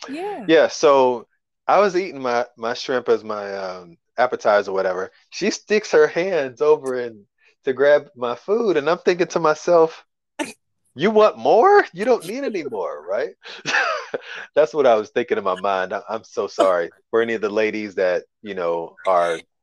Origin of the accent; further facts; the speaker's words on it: Kentucky, United States; also born or lived in Chicago area; now in Chicago, United States; I'm from Kentucky, but I'm living in the uh, Chicago area